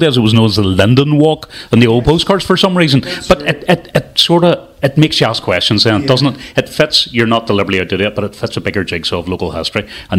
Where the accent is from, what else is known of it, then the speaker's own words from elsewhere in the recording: Lisburn, Northern Ireland, United Kingdom; so I came from Lisburn, and probably we're about the same age and grew up